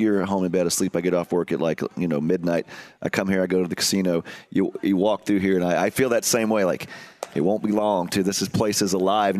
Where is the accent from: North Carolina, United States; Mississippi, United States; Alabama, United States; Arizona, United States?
Mississippi, United States; moved away; I'm from Mississippi.